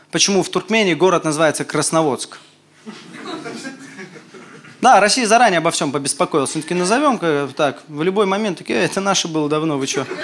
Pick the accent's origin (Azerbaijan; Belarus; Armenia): Armenia; Я армянин приехал такой